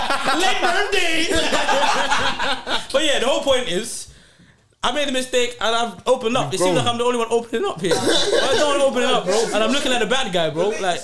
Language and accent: English; London, United Kingdom; I'm from South London. I'm going down Blackwall Tunnel at 3:30. I live in Norwood.